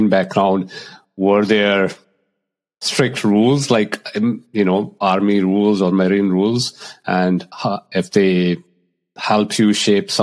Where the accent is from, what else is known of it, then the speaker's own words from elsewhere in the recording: India; moved away; I grew up in India